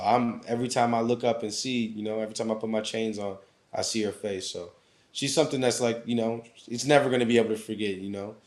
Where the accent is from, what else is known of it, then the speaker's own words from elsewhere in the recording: Anchorage, Alaska, United States; moved away as an adult; growing up in Alaska